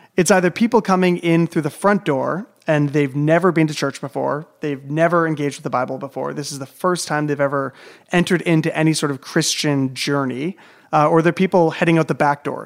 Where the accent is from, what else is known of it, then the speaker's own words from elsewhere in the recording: Southern Ontario, Canada; being raised in, like, a large city in Southern Ontario